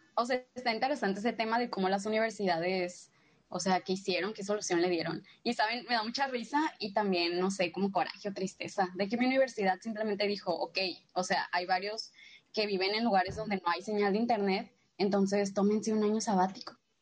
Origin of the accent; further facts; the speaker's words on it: Culiacán, Sinaloa, Mexico; soy de Culiacán, Sinaloa